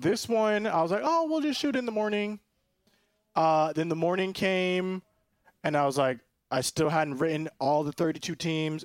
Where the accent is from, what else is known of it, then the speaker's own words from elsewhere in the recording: Orlando, Florida, United States; I'm from Orlando, born in Orlando. four oh seven represent Doctor Phillips